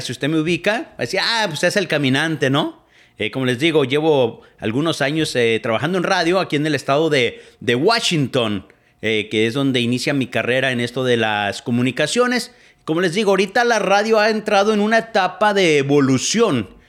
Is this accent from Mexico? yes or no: yes; Etzatlán, Jalisco, Mexico; moved away as an adult; now in United States; yo soy originario de Etzatlán, Jalisco, allá por el lado de Tequila, atrás de Ameca